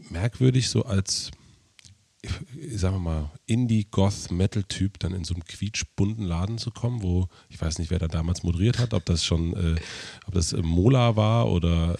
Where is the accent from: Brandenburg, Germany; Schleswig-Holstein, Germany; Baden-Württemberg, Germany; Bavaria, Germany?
Brandenburg, Germany; southern; also born or lived in Prenzlauer Berg, Berlin; now in Berlin, Germany; ich bin in Südbrandenburg aufgewachsen